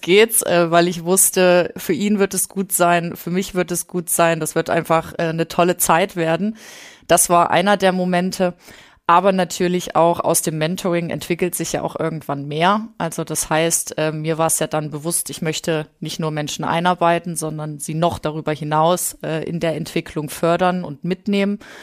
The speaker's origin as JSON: {"language": "German", "region": "Thuringia", "country": "Germany", "also_born_or_lived": "Leipzig", "moved": "as an adult", "said": "Also wir kommen ursprünglich aus Thüringen"}